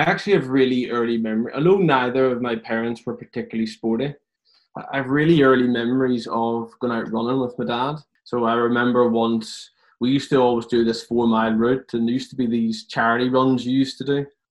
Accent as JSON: {"language": "English", "town": "Belfast", "region": "Northern Ireland", "country": "United Kingdom", "tie": "born or raised there", "also_born_or_lived": "London", "moved": "as an adult", "lives_now": "England", "said": "typical bunch of teenagers at that point in belfast where i live"}